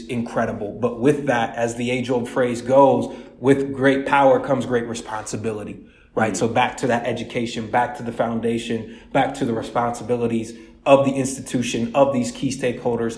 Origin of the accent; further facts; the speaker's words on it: Columbus, Ohio, United States; I'm originally born and raised in Columbus, Ohio. So I'm a Midwest guy